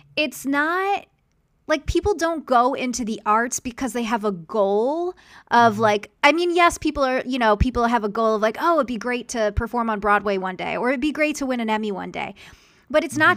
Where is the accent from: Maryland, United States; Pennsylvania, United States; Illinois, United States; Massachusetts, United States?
Pennsylvania, United States; Philadelphia; moved away; I grew up in Philadelphia